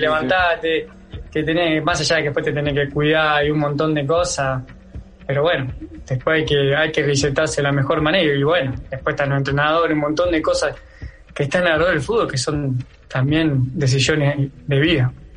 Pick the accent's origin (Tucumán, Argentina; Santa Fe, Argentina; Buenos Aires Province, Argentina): Santa Fe, Argentina; Acebal; moved away; Acá en mi pueblo, en Natal, en Aceval